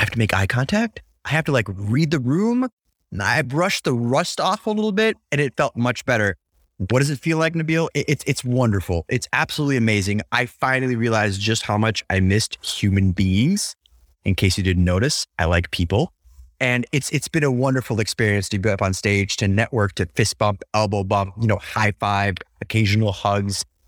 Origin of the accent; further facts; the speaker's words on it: United States; I'm an American